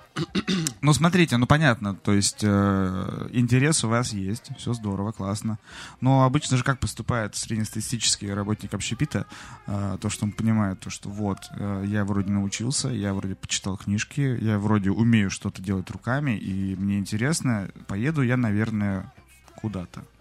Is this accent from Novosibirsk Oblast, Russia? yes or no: yes; Novosibirsk, Novosibirsk Oblast, Russia; moved away; я из Новосибирска, у нас со снегом все в порядке